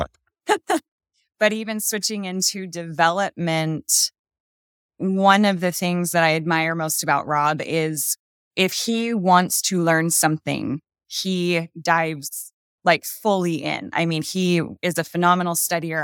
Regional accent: Napa Valley, Northern California, United States; moved away as an adult; now in Utah, United States; We've actually only been here for two years. We're from Northern California, Napa Valley.

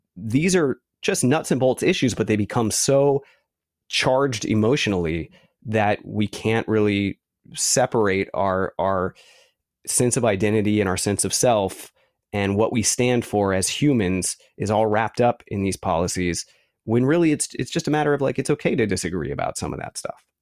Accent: San Francisco, California, United States; also born or lived in Santa Cruz, California; I grew up in San Francisco

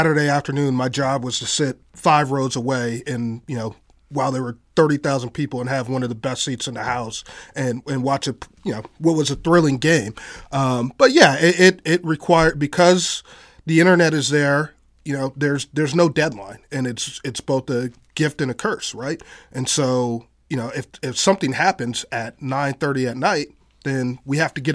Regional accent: Bay Area, California, United States; moved away; I'm originally from California, from the Bay Area

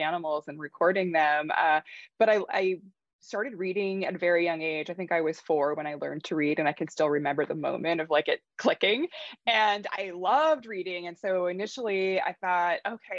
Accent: North Dakota, United States; moved away; I grew up in North Dakota, and obviously it's very cold there

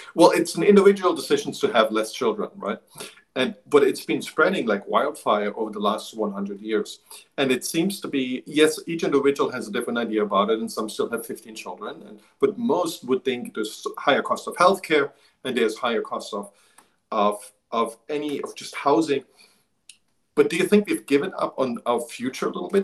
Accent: eastern Germany, Germany; moved away; I grew up in Eastern Germany, on the other side of the wall

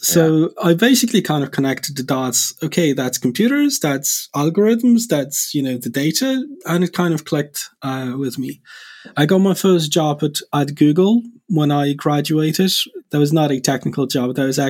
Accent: Poland; moved away as an adult; CEO and co-founder of Spacelift. I'm originally from Poland, from Europe.

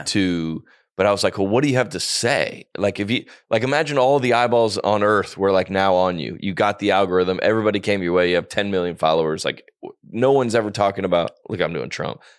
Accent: the South, United States; I grew up homeschooled Christian in the South and son of a pastor

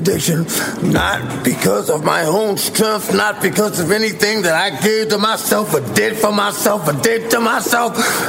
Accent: New York, United States; Like, I'm from New York, this is my block, bam.

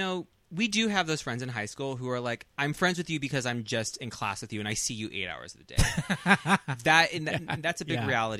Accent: Central Valley, California, United States; Well, I'm from the Central Valley, so there are no effing oceans near me.

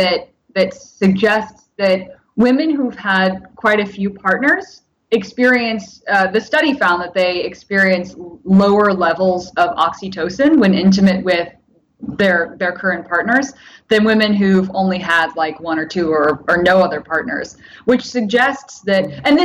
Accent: Japan; born there; I spent a lot of time traveling in Japan, and I was born in Japan.

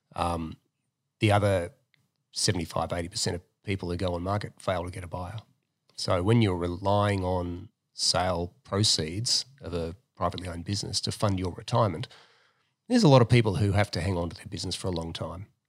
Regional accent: Melbourne, Victoria, Australia; also born or lived in America; now in Sydney, Australia; I'm from Melbourne

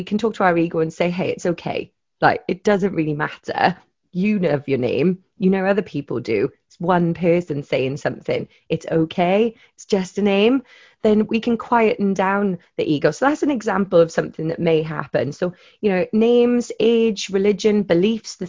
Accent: Wales, United Kingdom; I'm Welsh

